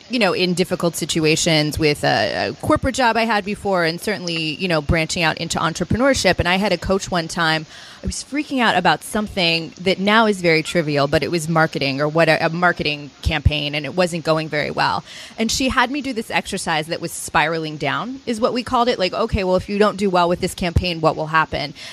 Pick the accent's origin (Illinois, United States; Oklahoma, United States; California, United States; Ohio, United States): Illinois, United States; Chicago; I'm from Chicago